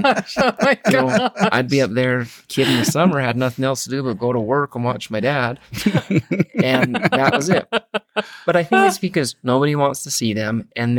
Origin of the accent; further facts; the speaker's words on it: Kirkland, Washington, United States; born there; My dad was a dentist, and I was born in Seattle.